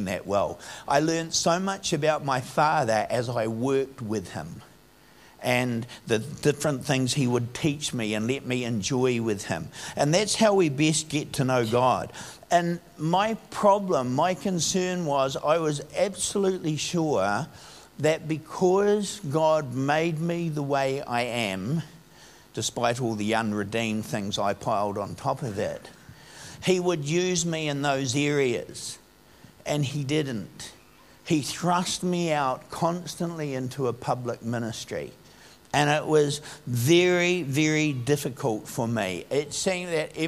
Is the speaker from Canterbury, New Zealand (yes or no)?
no; Upper Hutt, Wellington, New Zealand; When I grew up in Upper Hutt. It was a little country town when I first grew up here